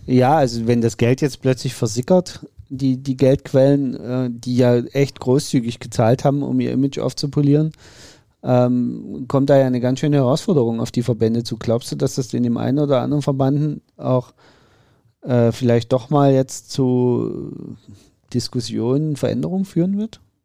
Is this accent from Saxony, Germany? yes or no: yes; Saxony, Germany; es ist mein Heimatbundesland